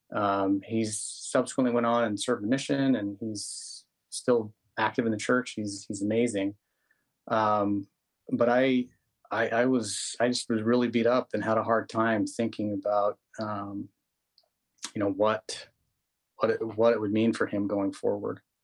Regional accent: Utah, United States; I grew up in in Utah

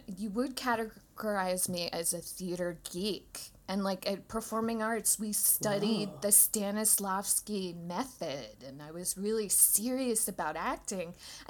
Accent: New York City, New York, United States; now in Los Angeles, United States; You have to be funny growing up in Manhattan.

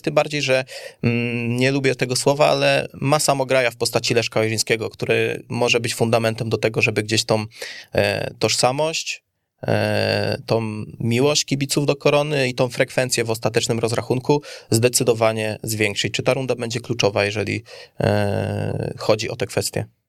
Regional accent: Kielce, Świętokrzyskie Voivodeship, Poland; jestem Kielczaninem

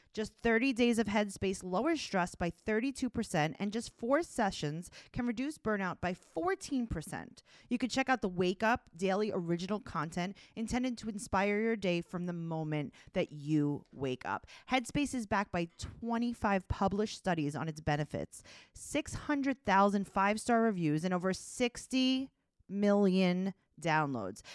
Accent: New York City, New York, United States; am from Forest Hills, Queens. I live in Kew Gardens now

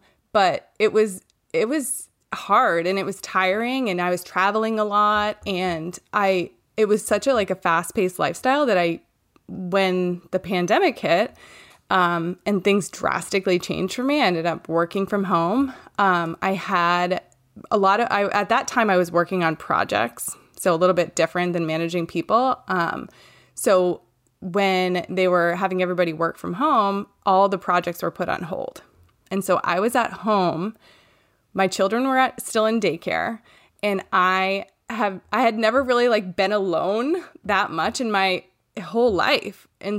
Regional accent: Maine, United States; I'm from Maine, and I live here with my husband, Ross

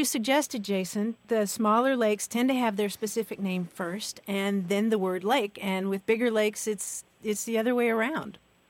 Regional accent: Louisville, Kentucky, United States; the University of Louisville, which is my hometown

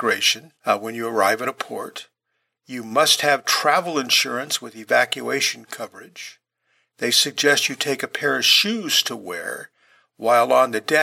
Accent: California, United States; a lot of people that I grew up around in California

